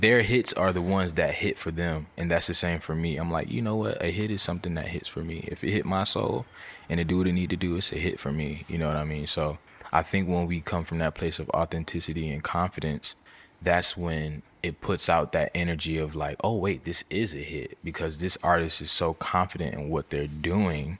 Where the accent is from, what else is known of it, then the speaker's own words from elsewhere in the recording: Virginia, United States; I'm from Virginia